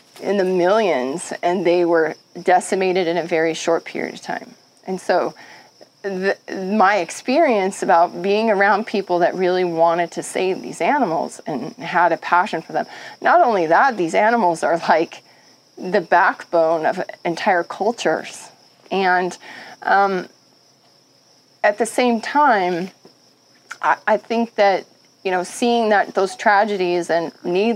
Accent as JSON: {"language": "English", "region": "Montana", "country": "United States", "tie": "born or raised there", "said": "growing up in Montana"}